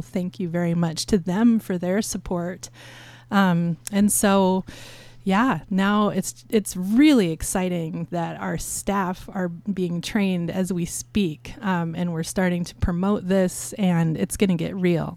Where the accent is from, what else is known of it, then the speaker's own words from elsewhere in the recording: Astoria, Oregon, United States; when I was growing up in Astoria, I used to hang out here at K M U N